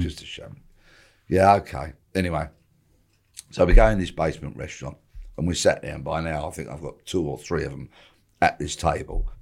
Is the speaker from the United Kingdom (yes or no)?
yes; Bexley, London, United Kingdom; I was born and raised in Bexley